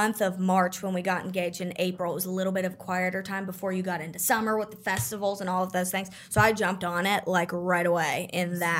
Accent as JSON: {"language": "English", "town": "Pittsburgh", "region": "Pennsylvania", "country": "United States", "said": "I'm from Pittsburgh"}